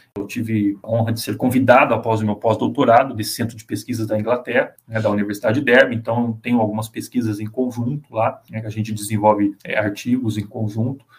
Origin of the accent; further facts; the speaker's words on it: Bauru, São Paulo, Brazil; moved away; Eu sou de Bauru, São Paulo, que é uma cidade que foi formada basicamente pela ferrovia. Então eu fui criado num bairro ali, praticamente à beira da ferrovia